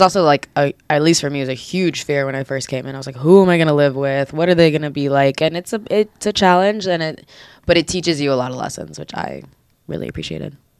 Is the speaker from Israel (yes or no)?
yes; Israel; I'm I'm originally from Israel. Like I was born here and I grew up speaking Hebrew most of my life.